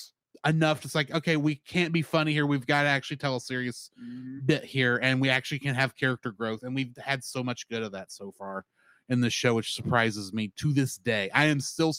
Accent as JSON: {"language": "English", "region": "Texas", "country": "United States", "said": "as a Texan"}